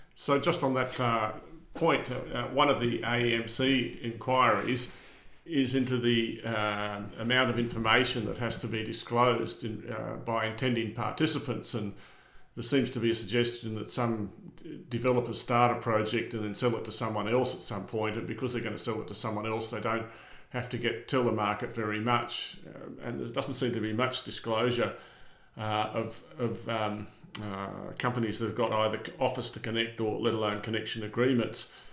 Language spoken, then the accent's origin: English; Armidale, New South Wales, Australia; I grew up in Armidale